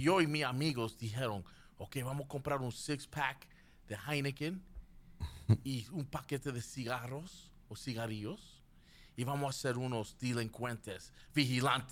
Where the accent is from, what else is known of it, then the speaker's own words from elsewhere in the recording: Union City, New Jersey, United States; Yo me crecí en Union City